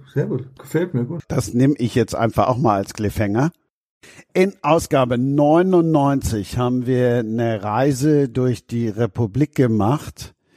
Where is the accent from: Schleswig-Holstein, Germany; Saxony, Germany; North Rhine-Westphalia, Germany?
North Rhine-Westphalia, Germany; Düsseldorf; now in Cologne, Germany; ich bin Rheinländer und noch schlimmer, ich bin in Düsseldorf geboren und wohne in Köln